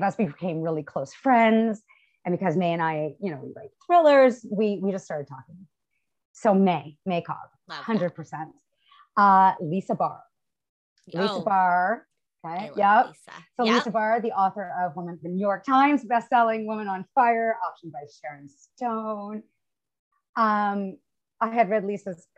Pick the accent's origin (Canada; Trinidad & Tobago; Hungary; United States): Canada; as a Canadian